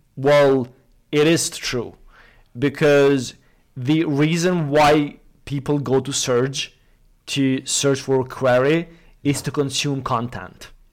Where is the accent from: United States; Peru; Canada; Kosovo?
Kosovo; I come from from Kosovo, uh, Southeastern Europe